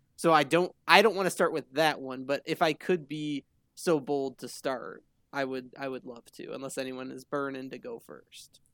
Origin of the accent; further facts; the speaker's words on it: Michigan, United States; we're all from Michigan